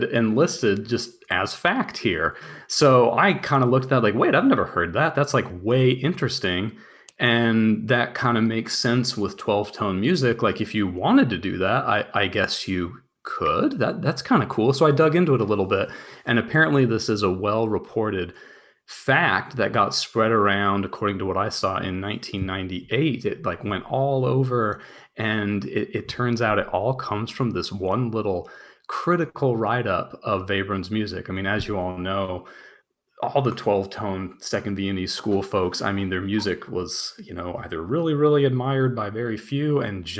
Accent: United States; I'm an American

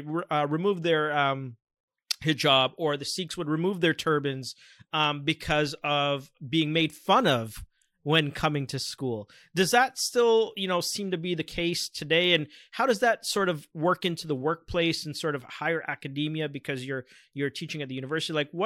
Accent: Scarborough, Ontario, Canada; I noticed that growing up in Scarborough, which for our listeners who don't know is really a multicultural, diverse area, one of probably the most multiculturally diverse areas in Canada

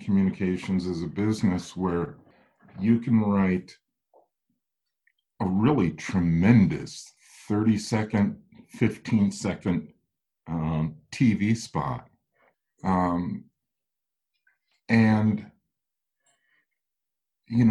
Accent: Midwest, United States; I'm a Midwesterner

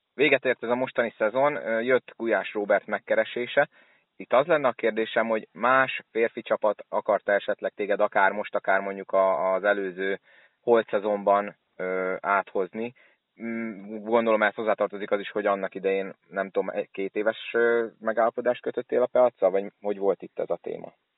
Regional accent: Szolnok, Jász-Nagykun-Szolnok, Hungary

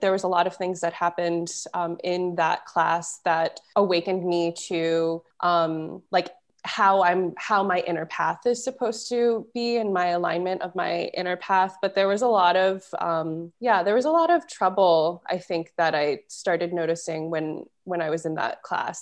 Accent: Florida, United States; moved away

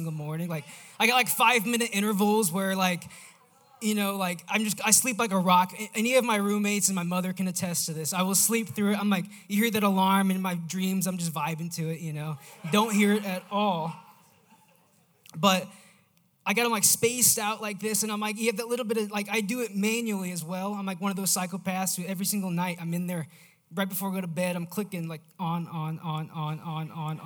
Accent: Missouri, United States; I am from Missouri

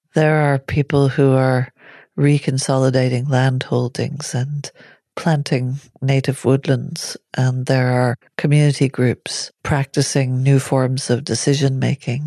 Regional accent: Northern Ireland, United Kingdom; growing up in Northern Ireland

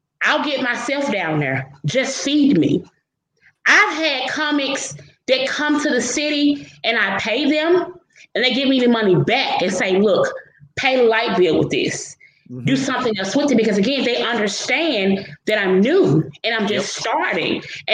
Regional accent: Memphis, Tennessee, United States; I'm from Memphis, Tennessee, right? I'm from Memphis. Pretty much everybody in Memphis knows me

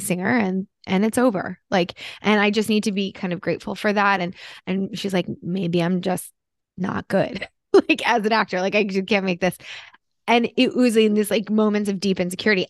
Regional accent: New Jersey, United States; moved away; I'm from Jersey originally

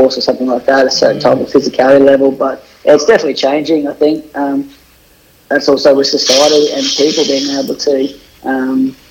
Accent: Rockhampton, Queensland, Australia; also born or lived in Brisbane / England; I was born in Rockhampton, up here in central Queensland, raised here, went to primary school and stuff here

